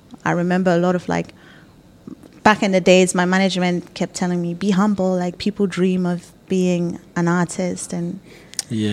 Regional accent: Tema, Greater Accra, Ghana; moved away as an adult; also born or lived in Germany / France; I grew up in Tema.

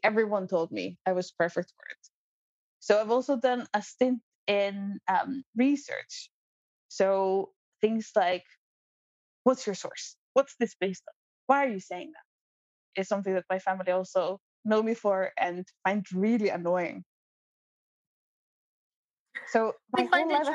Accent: Iceland; moved away as an adult; also born or lived in New Zealand / Kenya; I am born and raised in Iceland.

